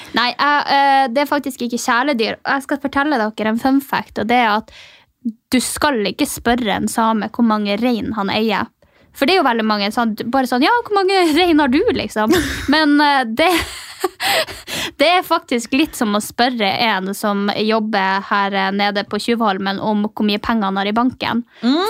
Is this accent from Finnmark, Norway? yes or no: yes; Mehamn, Finnmark, Norway; moved away; når jeg kommer hjem til Mehamn, da, eh, tettstedet der jeg kommer fra